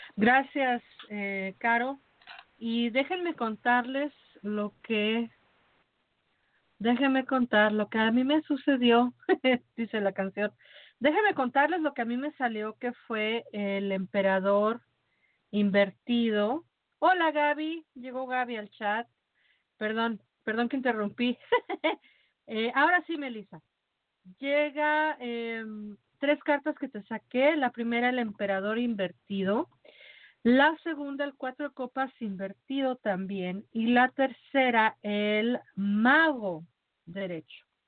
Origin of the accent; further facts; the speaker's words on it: Mexico; como mexicana